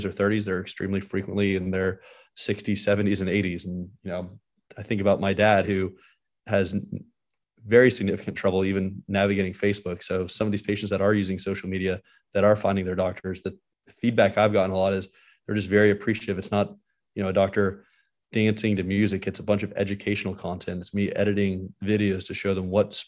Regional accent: Dallas, Texas, United States; also born or lived in Miami, Florida / Philadelphia; I grew up in Dallas, which is the same city I'm practicing in now.

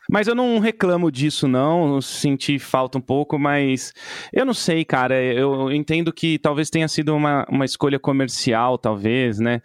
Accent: São Paulo, Brazil; eu sou de São Paulo

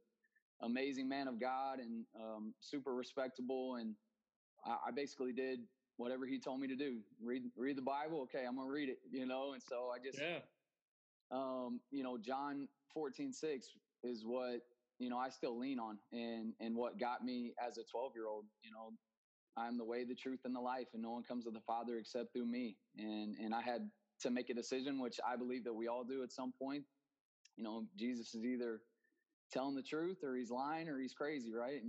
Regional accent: Denton, Texas, United States; moved away as an adult; now in Dominican Republic; I grew up in Denton, Texas, just north of Dallas.

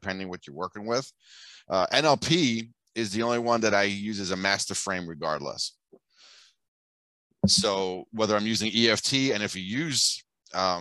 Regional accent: New York City, New York, United States; also born or lived in Bensonhurst / Old Mill Basin; now in Florida, United States; Brooklyn born and raised

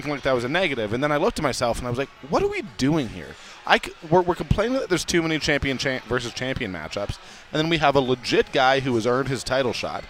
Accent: Canada; I'm Canadian.

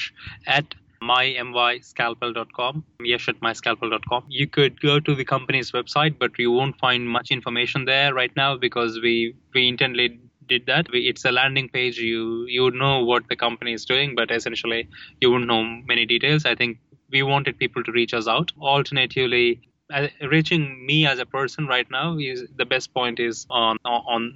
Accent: India; I grew up in India, we read a lot of abstract philosophy in Hinduism

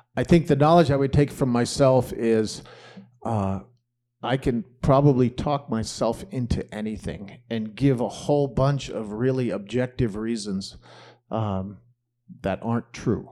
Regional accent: Greenwich, Connecticut, United States; also born or lived in Nantucket, Massachusetts; now in Boulder, United States; I grew up in Greenwich, Connecticut

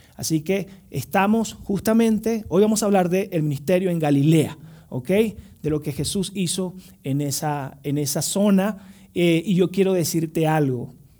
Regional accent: Venezuela; moved away; fui a Venezuela, tenía justo como 6 años sin visitar mi tierra natal

